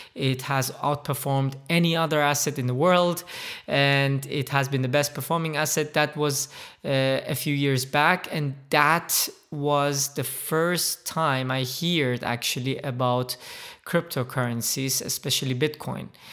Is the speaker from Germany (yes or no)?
yes; Germany; moved away as an adult; also born or lived in Middle East / United States / Dubai; I am originally from the Middle East. I, uh, grew up, however, in Germany